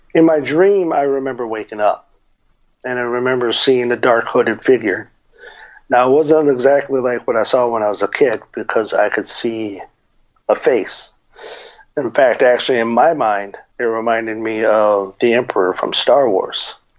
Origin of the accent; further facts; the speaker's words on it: Tucson, Arizona, United States; growing up in Tucson